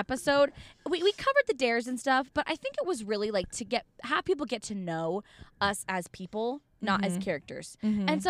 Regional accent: Orem, Utah, United States; accent: American; from Orem, Utah.

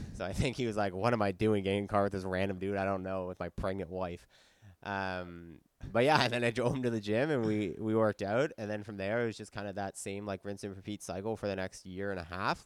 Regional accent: Ottawa, Ontario, Canada; moved away; also born or lived in Halifax; I'm from Ottawa, I was living in Halifax

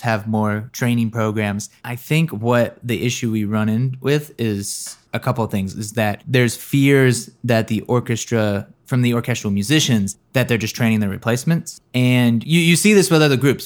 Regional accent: North Carolina, United States; growing up in North Carolina

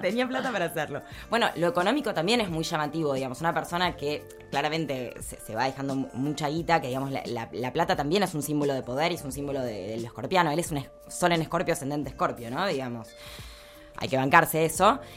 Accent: Argentina

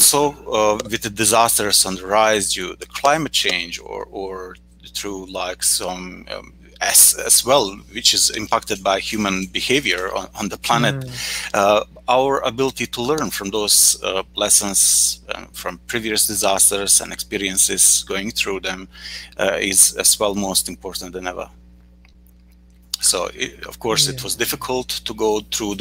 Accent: Bosnia & Herzegovina; I'm coming from Bosnia and Herzegovina

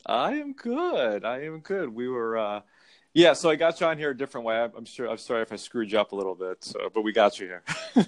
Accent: Connecticut, United States; I'm from Connecticut

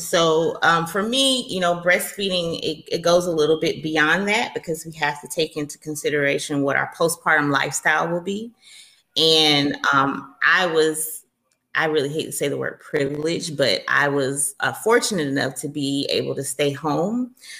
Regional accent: the South, United States; And then I'm from the South. So, you know, everything is like a big warm hug, glass of sweet tea down here.

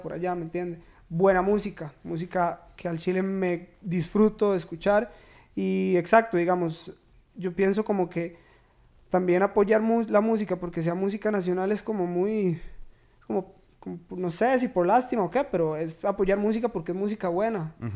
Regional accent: Turrialba, Cartago, Costa Rica; moved away as an adult; now in San José, Costa Rica; yo soy de Turrialba, de Loma Azul.

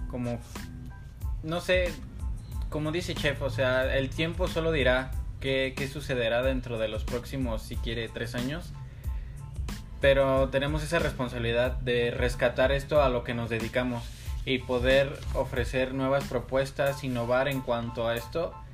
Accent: Mexico

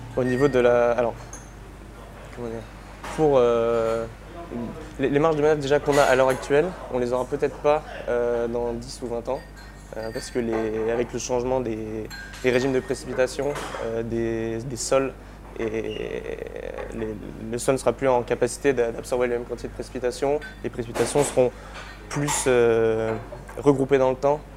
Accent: Île d'Oléron, Nouvelle-Aquitaine, France; je viens de d'Oléron, donc euh, euh, j'ai grandi au bord de l'eau

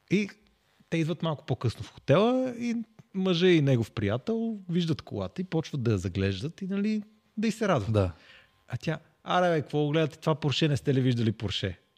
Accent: Sofia, Sofia City, Bulgaria; Ние сме от София

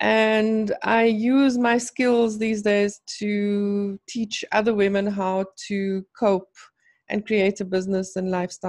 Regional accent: South Africa; moved away as an adult; now in Los Angeles, United States; I am a South African living in Los Angeles.

